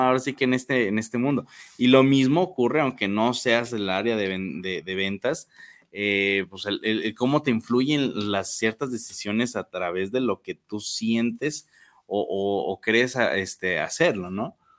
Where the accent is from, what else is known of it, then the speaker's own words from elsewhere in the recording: Mexico; nosotros como mexicanos nos encanta gastar